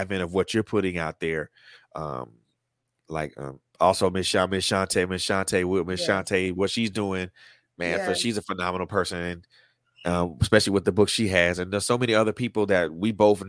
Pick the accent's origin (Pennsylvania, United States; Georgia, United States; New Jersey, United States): Georgia, United States; Atlanta; you were right here in my hometown